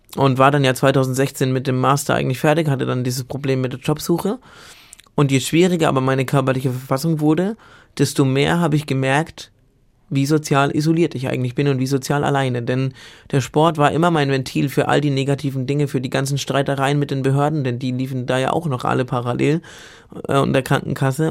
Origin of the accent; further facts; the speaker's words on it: Bamberg, Bavaria, Germany; also born or lived in Munich; in meiner Heimatstadt Bamberg zufällig war mein Gymnasium neben der Uni